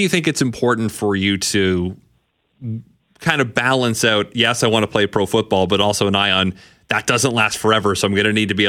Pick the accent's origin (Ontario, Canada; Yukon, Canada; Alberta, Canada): Ontario, Canada; I'm also from Ontario